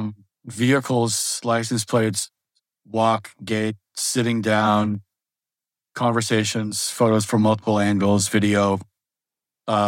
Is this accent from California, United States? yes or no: no; Las Vegas, Nevada, United States; I grew up in Las Vegas. I was in high school there.